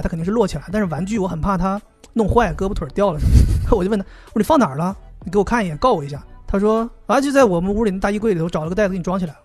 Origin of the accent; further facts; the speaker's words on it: Northeast China, China; 我是东北人啊